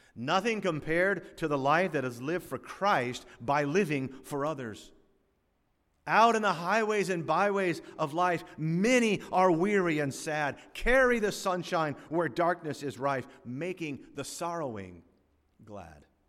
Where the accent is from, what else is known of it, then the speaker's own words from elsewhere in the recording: South Florida, United States; As a young boy growing up in South Florida in the nineteen sixties